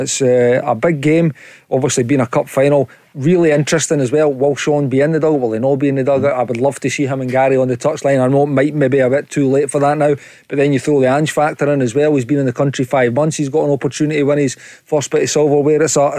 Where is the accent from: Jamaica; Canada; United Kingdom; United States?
United Kingdom; Musselburgh, Scotland; I'm Musselburgh.